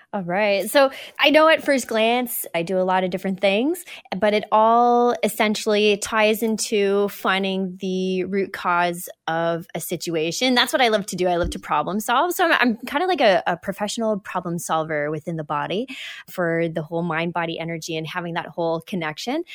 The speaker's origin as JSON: {"language": "English", "region": "New Brunswick", "country": "Canada", "tie": "born or raised there", "also_born_or_lived": "Alberta / British Columbia", "said": "we were out there till I was about halfway through kindergarten"}